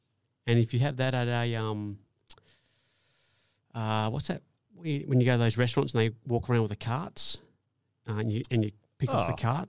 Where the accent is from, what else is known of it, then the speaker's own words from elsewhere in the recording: Australia; one of the great Australian qualities is that we have the ability to laugh at ourselves.